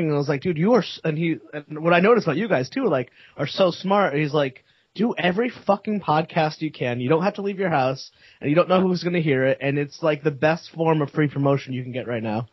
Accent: United States; I'm an American

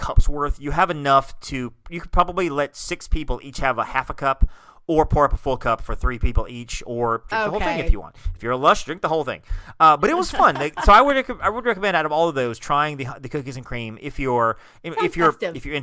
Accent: Alabama, United States; moved away; I'm from Alabama

